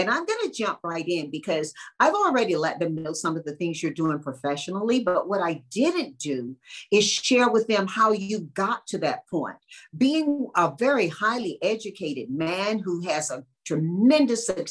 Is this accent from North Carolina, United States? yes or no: yes; North Carolina, United States; I grew up in North Carolina